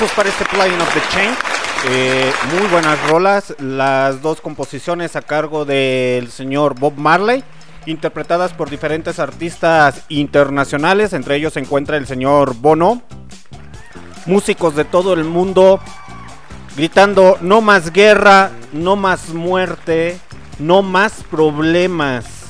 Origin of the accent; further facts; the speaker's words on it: Mexico; Somos mexicanos, recuerden que somos mexicanos